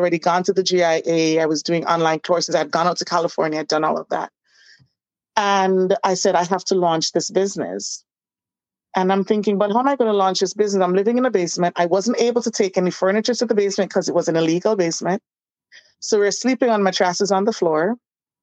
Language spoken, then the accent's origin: English; Jamaica; also born or lived in Florida / Miami; now in New York, United States; I'm from Jamaica